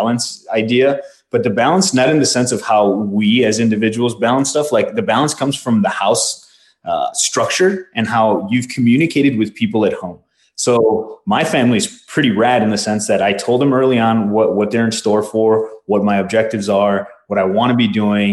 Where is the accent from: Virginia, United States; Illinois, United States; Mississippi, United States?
Illinois, United States; Chicago; first language Spanish; English is a second language; moved away as an adult; also born or lived in Mexico; now in Arizona, United States; I was born in Chicago in the early 80s